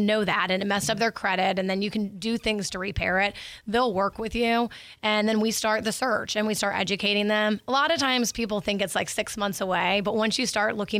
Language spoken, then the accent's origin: English; Niceville, Florida, United States; now in Pensacola, United States; I'm from Niceville. So I'm from Niceville originally.